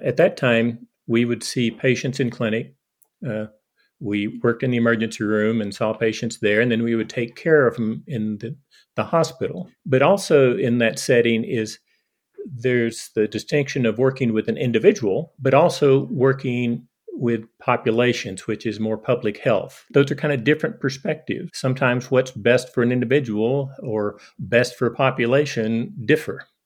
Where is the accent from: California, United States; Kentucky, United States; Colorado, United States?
Kentucky, United States; eastern; moved away as an adult; now in Hardin, United States; I grew up in eastern Kentucky, not Appalachia, but the, the foothills of Appalachia